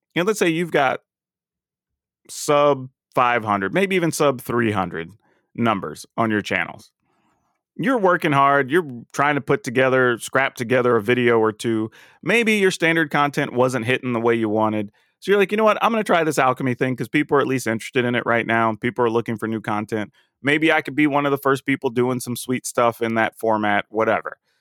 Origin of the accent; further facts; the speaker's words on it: the South, United States; We grew up in the South